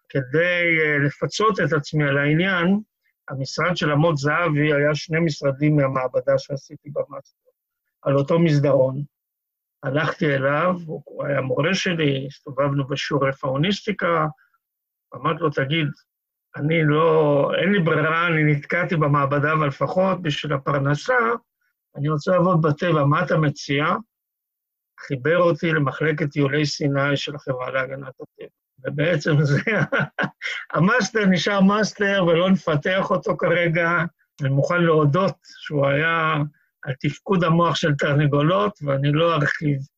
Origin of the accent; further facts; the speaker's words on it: Kiryat Tivon, Northern District, Israel; שזה חלק מטבעון של היום. שם נולדתי וגדלתי